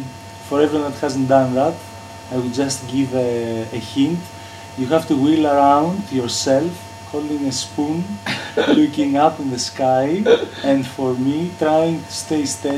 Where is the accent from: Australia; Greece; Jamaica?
Greece; now in London, United Kingdom; I come from Greece. I live in London.